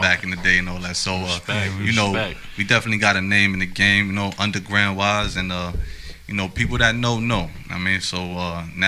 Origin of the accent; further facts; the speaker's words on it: New York City, New York, United States; born and raised in the South Bronx, Hunts Point.